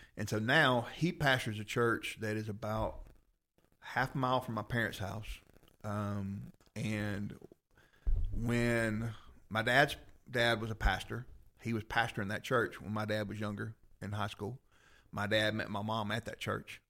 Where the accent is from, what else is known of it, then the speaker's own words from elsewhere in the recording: Rome, Georgia, United States; I grew up in Rome. I went to Coosa.